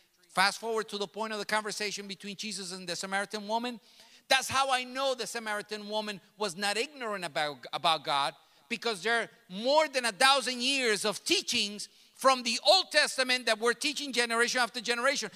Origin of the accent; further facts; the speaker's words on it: New York City, New York, United States; first language Spanish; English is a second language; My native language is Spanish. Now I speak two languages. And all throughout my teenage years and growing up in New York City